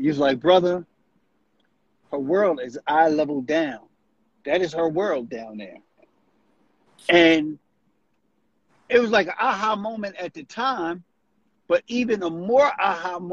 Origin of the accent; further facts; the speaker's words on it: Camden, New Jersey, United States; also born or lived in Southwest Philadelphia; I am from Camden, New Jersey.